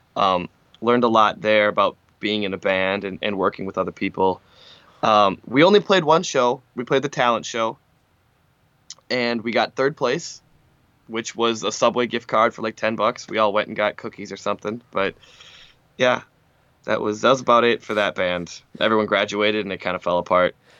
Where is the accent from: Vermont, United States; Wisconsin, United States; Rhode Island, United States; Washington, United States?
Wisconsin, United States; Francis Creek; also born or lived in Mishicot, Wisconsin / Manitowoc, Wisconsin / Appleton, Wisconsin; I grew up in Francis Crick, Francis Creek